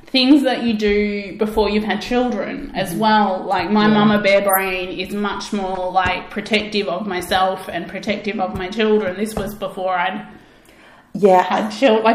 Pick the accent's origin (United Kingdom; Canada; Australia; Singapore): Australia; I'm Australian